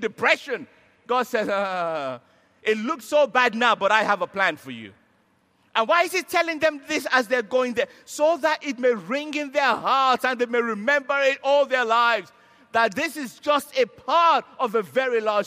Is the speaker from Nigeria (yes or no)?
yes; Nigeria; I'm a Nigerian.